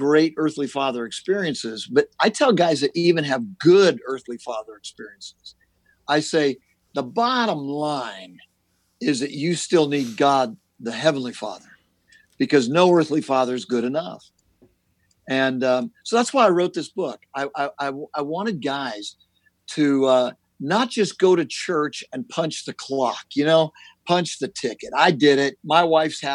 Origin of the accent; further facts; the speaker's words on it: Southern California, United States; I'm born and raised in Southern California